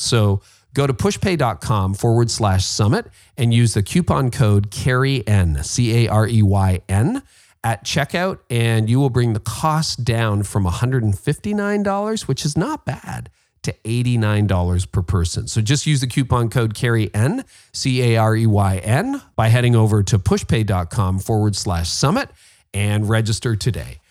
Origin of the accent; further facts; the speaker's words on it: Canada; I'm Canadian